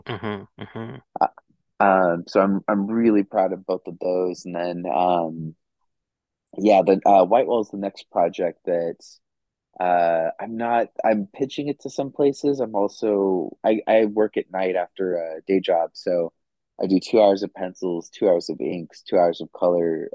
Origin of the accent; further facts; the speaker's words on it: Roswell, New Mexico, United States; I'm from Roswell, New Mexico